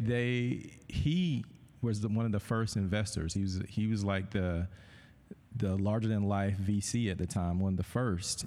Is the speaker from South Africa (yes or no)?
no; Thomaston, Georgia, United States; moved away as an adult; I'm from Thomaston, Georgia. I, when I graduated high school, I wanted to get as far away from Thomaston, Georgia as I possibly could